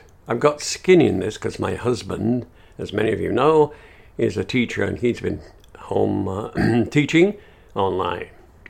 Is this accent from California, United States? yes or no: yes; Long Beach, California, United States; I'm coming to you on this podcast from my home state, California, and my home city, Long Beach.